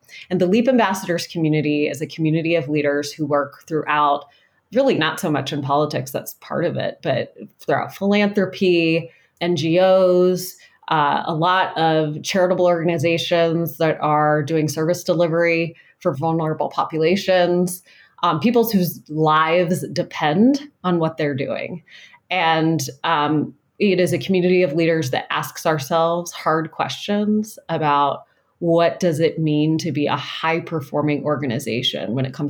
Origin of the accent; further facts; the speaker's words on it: Ohio, United States; suburban women had not overperformed in my home state of Ohio